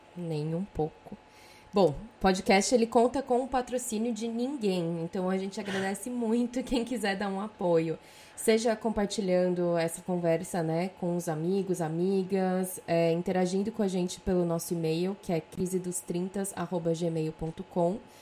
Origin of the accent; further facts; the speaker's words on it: São Paulo, Brazil; moved away as an adult; now in Europe; tinha 24 anos quando eu saí de São Paulo